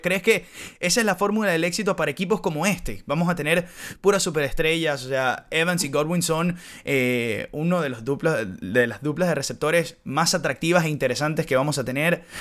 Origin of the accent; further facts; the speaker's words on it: Venezuela; moved away as an adult; nosotros que crecimos en Venezuela y que hicimos hasta carrera profesional, hasta luego nos, nos, nos tocó emigrar